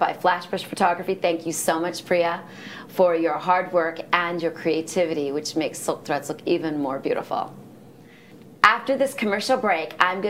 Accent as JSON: {"language": "English", "country": "India", "said": "we're Indian people, so we like it spicy"}